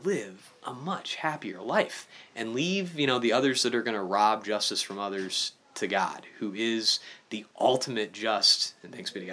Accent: Illinois, United States; I'm from Illinois

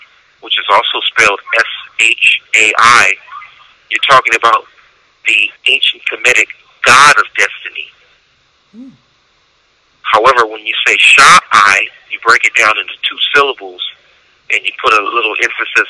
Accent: Santa Cruz, California, United States; also born or lived in Los Angeles, California; I am a resident of Santa Cruz County. I was born in Santa Cruz

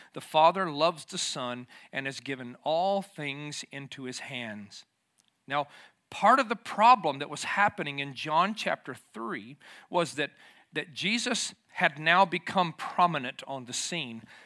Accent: the South, United States; moved away as an adult; also born or lived in Tennessee / Lafayette, Georgia; I grew up in the South

